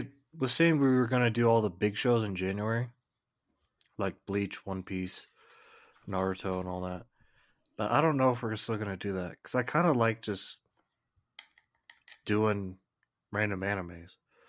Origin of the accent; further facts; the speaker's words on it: United States; But not me. I'm American. I don't follow rules.